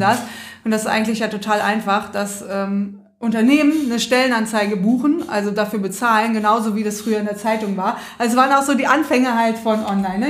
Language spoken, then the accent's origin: German; Rhineland, Germany; Ich komme auch aus dem Rheinland